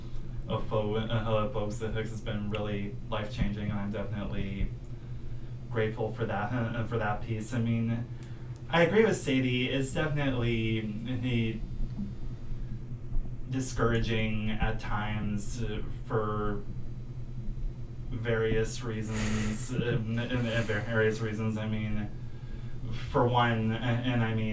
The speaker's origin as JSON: {"language": "English", "town": "Portland", "region": "Oregon", "country": "United States", "moved": "as an adult", "lives_now": "San Francisco Bay Area, United States", "said": "I'm a transplant. I'm from Portland, Oregon."}